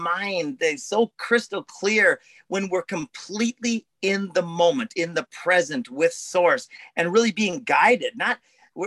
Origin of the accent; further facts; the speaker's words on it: Minnesota, United States; I'm from Minnesota